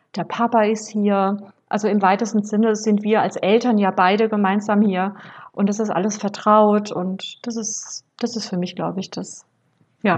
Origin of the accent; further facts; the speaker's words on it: Rhineland-Palatinate, Germany; moved away; bin deswegen nach Rheinland-Pfalz in meine Geburtsstadt